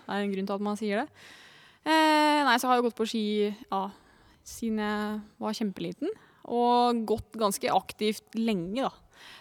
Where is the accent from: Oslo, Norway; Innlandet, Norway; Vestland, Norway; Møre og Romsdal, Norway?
Innlandet, Norway; Lillehammer; born or raised there